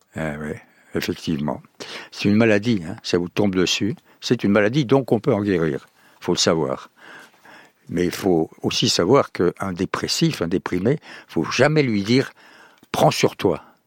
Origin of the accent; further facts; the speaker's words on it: Montauban, Occitania, France; le pays, ça serait le sud-ouest, ça serait mon pays natal